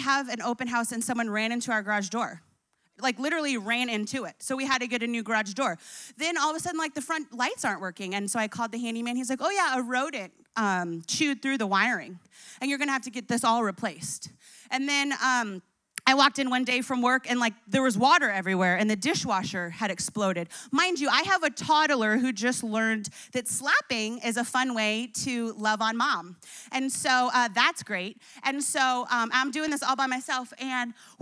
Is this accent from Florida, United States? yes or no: no; New Jersey, United States; moved away; also born or lived in Colorado; I grew up in Jersey.